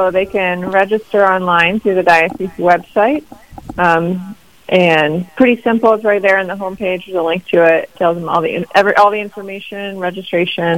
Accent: Grand Rapids, Michigan, United States; moved away as an adult; now in Rapid City, United States; I'm originally from Michigan, Grand Rapids area, so west

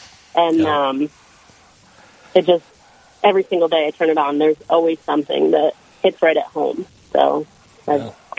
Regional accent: Pennsylvania, United States; now in North Dakota, United States; So I'm originally from Pennsylvania. I made my way to North Dakota through working in the oil field.

